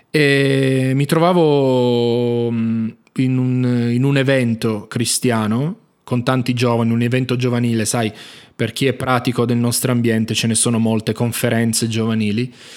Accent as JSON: {"language": "Italian", "town": "Turin", "region": "Piedmont", "country": "Italy", "tie": "born or raised there", "moved": "yes", "lives_now": "Jerusalem, Israel", "said": "si trasferirono poi con entrambe le famiglie al nord Italia, da dove sono nato poi io a Torino"}